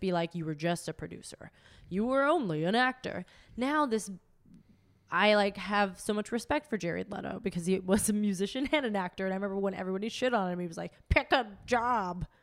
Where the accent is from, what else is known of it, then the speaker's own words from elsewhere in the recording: McKees Rocks, Pennsylvania, United States; now in Los Angeles, United States; I grew up in McKees Rocks